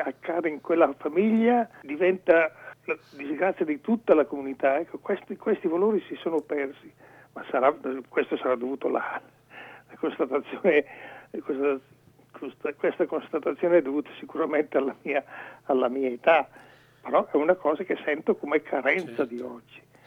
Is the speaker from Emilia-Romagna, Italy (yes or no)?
no; Lumezzane, Lombardy, Italy; io sono originario di Lumezzane